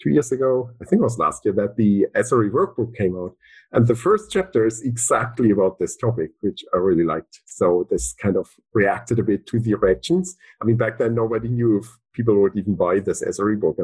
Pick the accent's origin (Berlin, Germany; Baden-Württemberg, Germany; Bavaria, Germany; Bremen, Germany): Berlin, Germany; moved away as an adult; also born or lived in Dublin, Ireland; I'm from Berlin. I was all my life in Berlin, essentially, until I got that Google job, which was in Dublin, Ireland